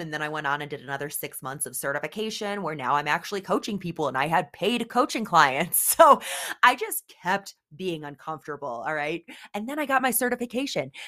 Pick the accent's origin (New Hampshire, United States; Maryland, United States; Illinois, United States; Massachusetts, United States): Illinois, United States; Oswego; I grew up in the Midwest, actually, the western suburbs of Chicago, in a little town called Oswego, Illinois